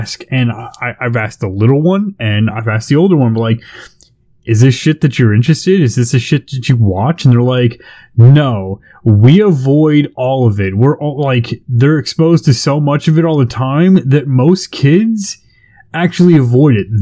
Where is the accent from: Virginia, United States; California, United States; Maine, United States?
California, United States; I grew up in California